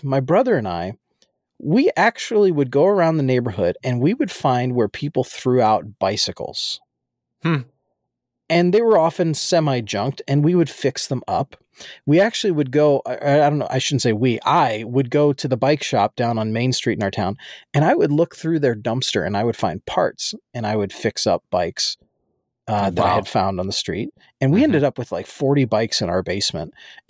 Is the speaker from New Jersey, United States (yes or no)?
yes; New Jersey, United States; so for background, where I grew up in Jersey is different than a lot of places where people throw things out.